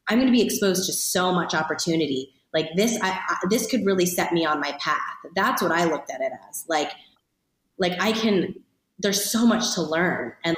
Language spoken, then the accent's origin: English; Ohio, United States; moved away; also born or lived in Los Angeles; as a kid growing up in Ohio